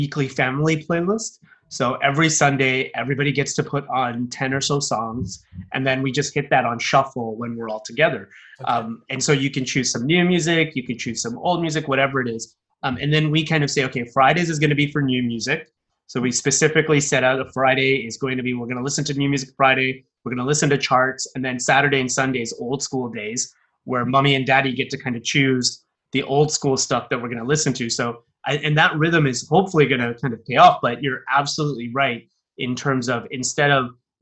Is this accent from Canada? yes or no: yes; Toronto, Ontario, Canada; moved away; From my hometown, for example, in Toronto